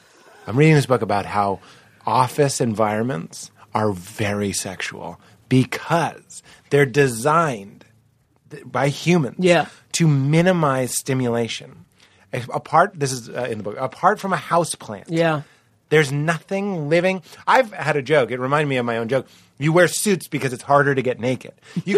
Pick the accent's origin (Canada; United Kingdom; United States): United States; Rochester; I'm from Rochester. You know what I mean?